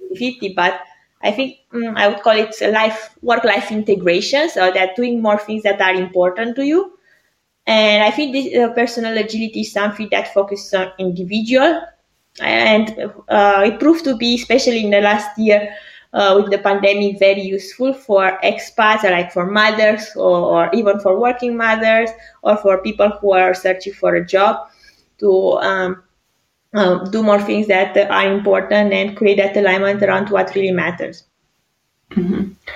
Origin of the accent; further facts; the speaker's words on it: Greece; moved away as an adult; also born or lived in Romania; now in Zurich, Switzerland; for school and studies, I went back to Greece. I'm half Greek, half Romania